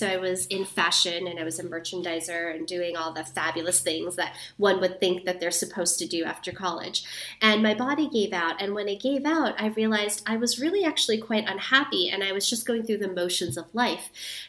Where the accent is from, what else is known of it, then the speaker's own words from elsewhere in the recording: New York City, New York, United States; also born or lived in Guatemala / Thailand; So I'm actually born and raised